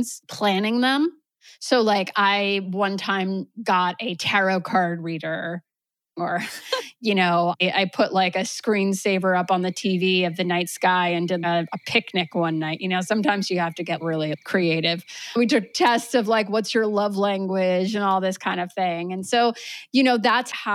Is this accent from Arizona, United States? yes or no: no; New York, United States; moved away as an adult; now in Vermont, United States; I was born and raised in New York